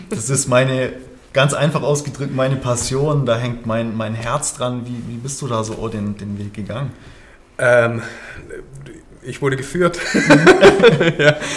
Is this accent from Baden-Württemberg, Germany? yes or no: yes; St. Georgen im Schwarzwald, Baden-Württemberg, Germany; lieber Tobi, beide kommen wir aus St. Georgen. Also sozusagen für uns ein Heimspiel.